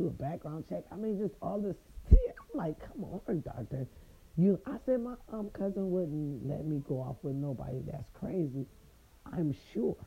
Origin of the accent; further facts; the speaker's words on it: Raytown, Missouri, United States; now in California, United States; my little Raytown people